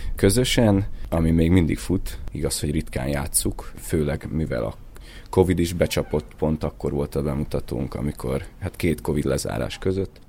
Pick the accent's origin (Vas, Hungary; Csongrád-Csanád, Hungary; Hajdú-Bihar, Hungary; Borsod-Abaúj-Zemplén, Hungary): Hajdú-Bihar, Hungary; Debrecen; moved away; also born or lived in Budapest; Debreceni születésű vagyok